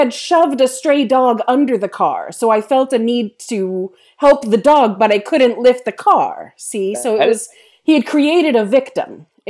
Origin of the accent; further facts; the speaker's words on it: Nebraska, United States; And he was asking about what it was like growing up in Nebraska, and I hadn't told him that I grew up in Nebraska.